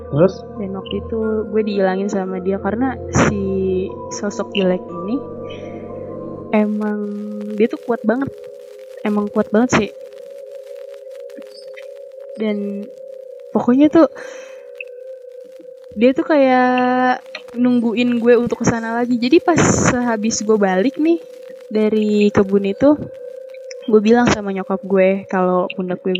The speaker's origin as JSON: {"language": "Indonesian", "region": "Jakarta", "country": "Indonesia", "said": "kalau gue sih asli Jakarta cuman kalau nyokap bokap gue emang nyokap gue dari Jawa Tengah kalau bokap gue dari Jawa Timur"}